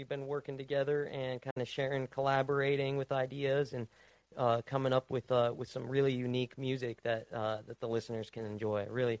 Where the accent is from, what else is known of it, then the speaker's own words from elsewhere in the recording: United States; Everything over here in the States went, in my hometown, it all went to shit.